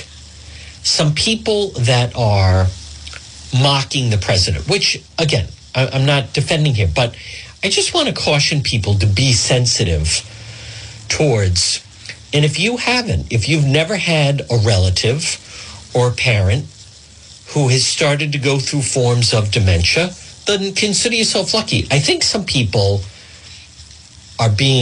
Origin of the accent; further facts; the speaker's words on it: Cranston, Rhode Island, United States; Not far from the Warwick Cranston line. Actually, very close to where I grew up on Ferncrest Avenue.